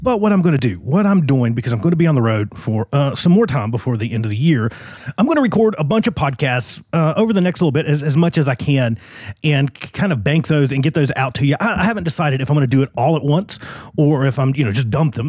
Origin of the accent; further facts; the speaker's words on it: Virginia, United States; now in Phoenix, United States; I'm in my home state, not on my home turf, but in my home state of Virginia.